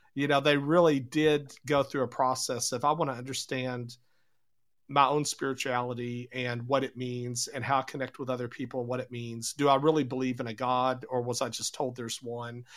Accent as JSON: {"language": "English", "country": "United States"}